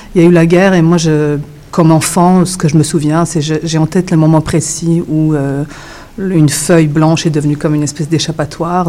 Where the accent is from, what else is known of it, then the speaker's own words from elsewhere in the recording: Switzerland; accent: European French; French is a second language; moved away; also born or lived in Yugoslavia; j'ai grandi en Suisse